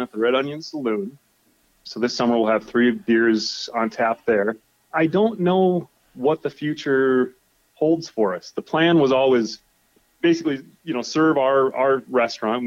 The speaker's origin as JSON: {"language": "English", "region": "South Dakota", "country": "United States", "tie": "born or raised there", "moved": "as an adult", "lives_now": "Alaska, United States", "said": "I grew up a farmer in South Dakota"}